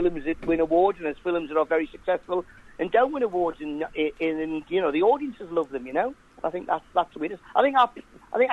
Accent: Newcastle upon Tyne, North East England, United Kingdom; I am a Geordie

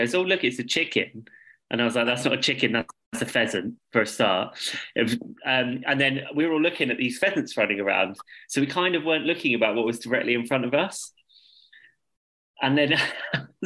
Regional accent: London, United Kingdom; I'm a Londoner and I'm staying here

